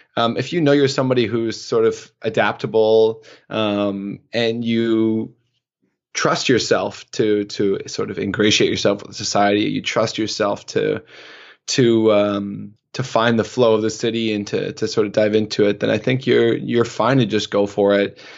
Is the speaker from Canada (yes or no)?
yes; Canada; also born or lived in Oslo / Istanbul / Toronto; my life as a Canadian male